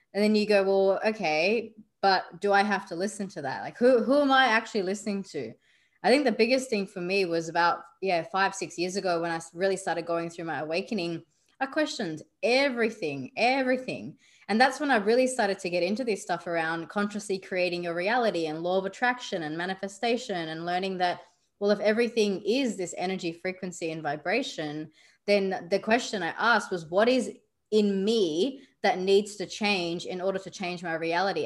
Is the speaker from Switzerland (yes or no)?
no; Australia; I grew up in Australia, yet my background is still Indian